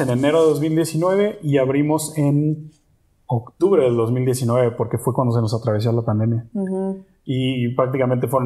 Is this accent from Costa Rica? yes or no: no; Mexico; yo asumí ese papel acá porque finalmente yo soy el mexicano y yo soy el que sabe cómo deben de saber las cosas.